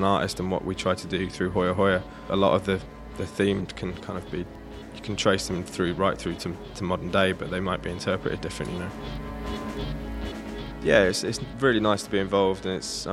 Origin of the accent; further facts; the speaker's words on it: Manchester, North West England, United Kingdom; I come from Manchester